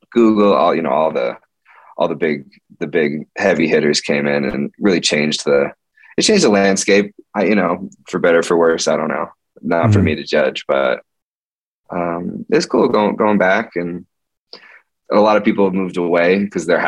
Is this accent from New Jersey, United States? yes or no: no; Palo Alto, California, United States; moved away as an adult; also born or lived in New York; now in Los Angeles, United States; I grew up in Palo Alto